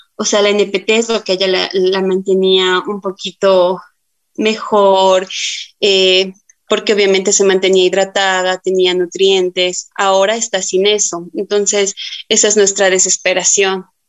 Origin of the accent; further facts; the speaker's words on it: Tulcán, Carchi, Ecuador; yo soy de la ciudad de Tulcán, tengo 31 años